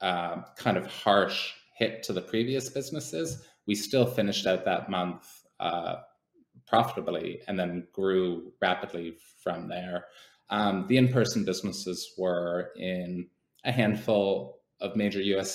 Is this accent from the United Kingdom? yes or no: no; Canada; moved away; as a Canadian